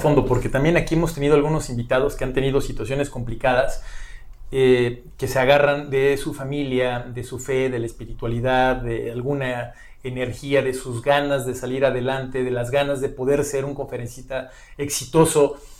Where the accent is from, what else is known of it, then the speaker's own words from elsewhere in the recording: Mexico; como mexicanos